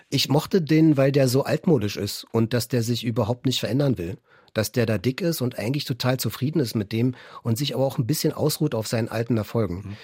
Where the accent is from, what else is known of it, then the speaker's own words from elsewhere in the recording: Berlin, Germany; Inzwischen wohne ich wieder in Weißen See. Ich bin viel durch Berlin gezogen, so im Laufe der Jahre, auch mal außerhalb gelebt. Jetzt bin ich wieder zurückgekehrt, fast in meine alte Kindheitsgegend, äh, so um die Ecke, wo ich aufgewachsen bin.